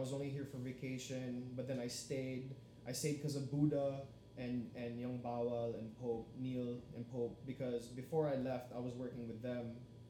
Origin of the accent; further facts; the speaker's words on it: Philippines; I know I'm Filipino, but what the fuck, dude?